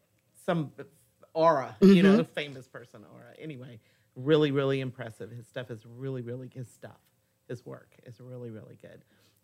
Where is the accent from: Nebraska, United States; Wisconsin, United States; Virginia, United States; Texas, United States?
Texas, United States; Conroe; moved away; "So where are you from originally?" I said, "Conroe."